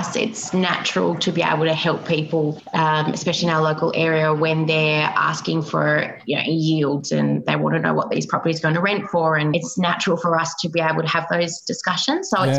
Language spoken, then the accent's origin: English; Tasmania, Australia; people would laugh at us if we'd say we're from Tasmania when we used to go interstate